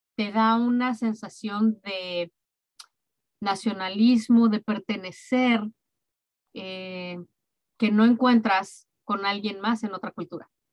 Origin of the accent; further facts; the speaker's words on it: Mexico; now in Dallas, United States; viva México, es mi país